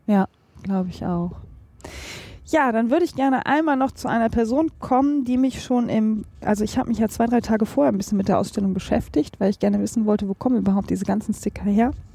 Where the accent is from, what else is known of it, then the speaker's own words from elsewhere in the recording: North Rhine-Westphalia, Germany; bei uns in Nordrhein-Westfalen